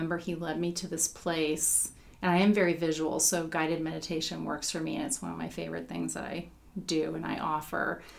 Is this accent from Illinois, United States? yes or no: no; Indiana, United States; growing up in Indiana